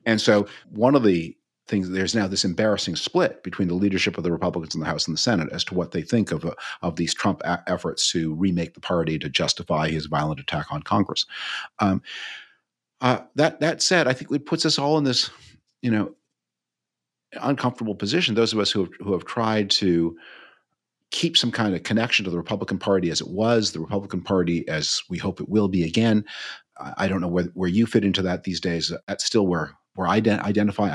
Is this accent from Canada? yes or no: yes; Canada; moved away; as a Canadian